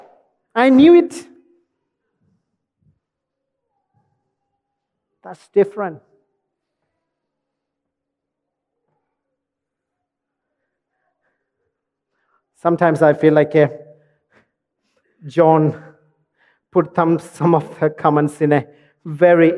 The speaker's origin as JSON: {"language": "English", "country": "India", "said": "As an Indian"}